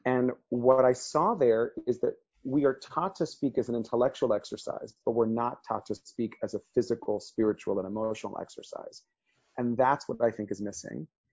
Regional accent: Miami, Florida, United States; first language Spanish; English is a second language; I grew up in Miami, Florida

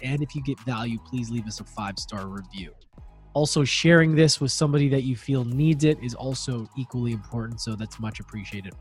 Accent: Edmonton, Alberta, Canada; moved away; also born or lived in Victoria, British Columbia; I was born and raised in Edmonton, but grew to, moved to the island, Vancouver Island, Victoria.

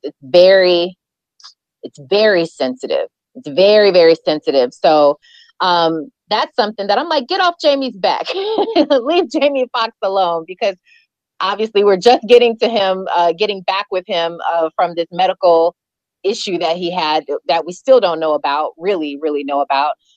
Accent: Carson, California, United States; also born or lived in Milwaukee, Wisconsin; I was born in Milwaukee, Wisconsin, so I came here when I was four when I was four years old and I came to to California, I lived in Carson

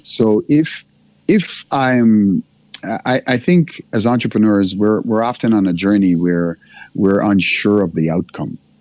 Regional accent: Jamaica; moved away; also born or lived in Africa; I'm Jamaican born

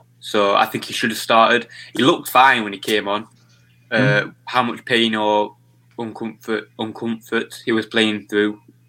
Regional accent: Yorkshire and the Humber, United Kingdom; I'm from Yorkshire. Do you know what I mean? We always say wing.

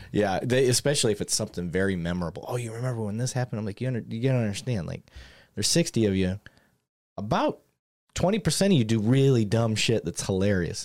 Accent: Michigan, United States; I grew up in Michigan

